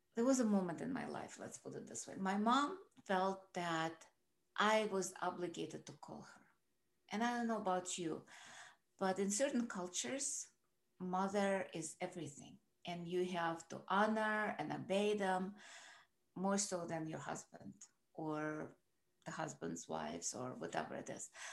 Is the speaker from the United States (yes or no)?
no; Russia; moved away; I grew up in Russia